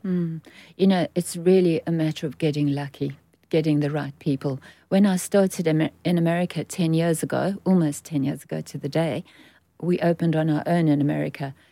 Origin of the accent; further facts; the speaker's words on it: South Africa; moved away as an adult; now in United Kingdom; I'm born and bred in South Africa